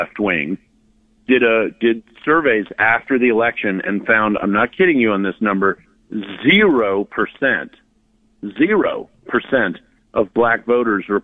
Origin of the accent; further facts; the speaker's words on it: Virginia, United States; also born or lived in New Jersey; I was born in New Jersey. I legally immigrated to Virginia when I was two